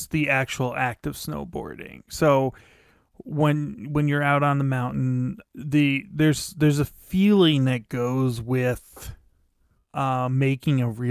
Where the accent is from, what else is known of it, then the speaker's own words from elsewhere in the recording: Pennsylvania, United States; I was a teenager growing up in Pennsylvania